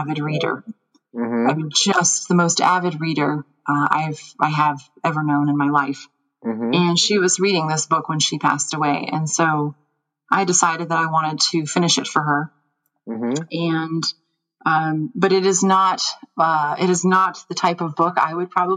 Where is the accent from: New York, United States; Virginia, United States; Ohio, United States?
New York, United States; moved away; I grew up in the Appalachian Mountains